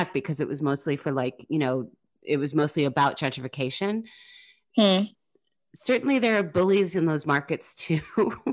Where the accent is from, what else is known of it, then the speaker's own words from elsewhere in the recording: United States; I grew up in the United States with giant supermarkets